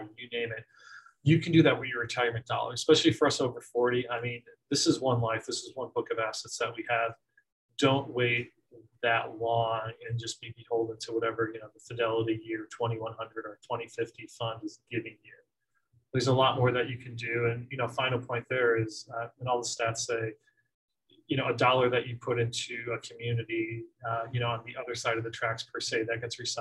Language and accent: English; Scranton, Pennsylvania, United States; I grew up in Scranton, PA